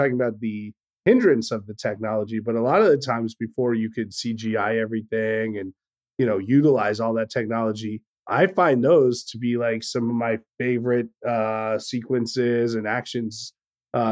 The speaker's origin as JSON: {"language": "English", "country": "United States", "said": "I'm an American"}